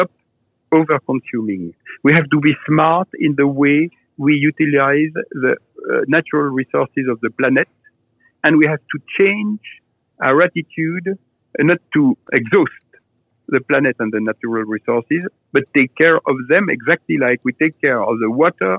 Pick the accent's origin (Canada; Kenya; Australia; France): France; Nuits-Saint-Georges, Burgundy, Bourgogne-Franche-Comté; I was born in Louis-Saint-Georges in Burgundy